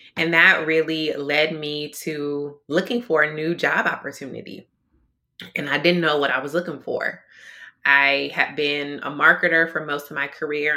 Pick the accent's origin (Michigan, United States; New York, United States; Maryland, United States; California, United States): Michigan, United States; Detroit; now in Minnesota, United States; I am originally from Detroit, Michigan. That's my home, born and raised.